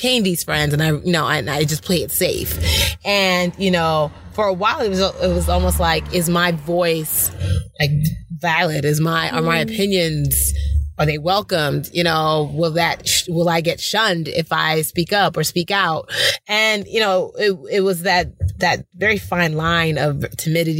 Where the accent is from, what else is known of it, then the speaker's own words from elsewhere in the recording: United States; also born or lived in Port Harcourt, Nigeria; we immigrated to America when I was 6 years old